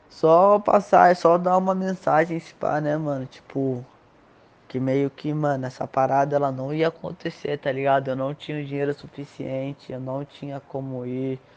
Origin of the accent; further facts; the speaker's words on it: Brazil; Querendo ou não, foda-se, mano, eu sou brasileiro, eu gosto pra caralho da nossa cultura, tá ligado?